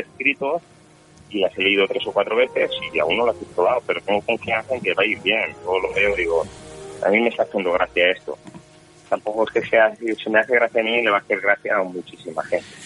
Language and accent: Spanish; Valencian Community, Spain; first language Valencian; Spanish is a second language